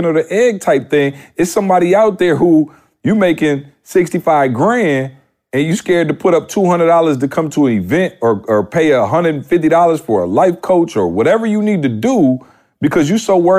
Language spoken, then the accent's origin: English; Midwest, United States; I'm from the Midwest.